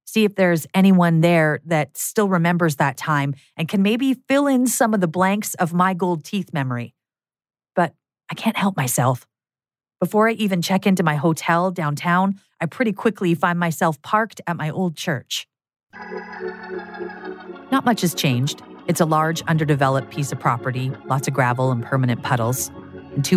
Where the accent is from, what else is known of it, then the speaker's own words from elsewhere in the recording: Prince Rupert, British Columbia, Canada; moved away; I return to my hometown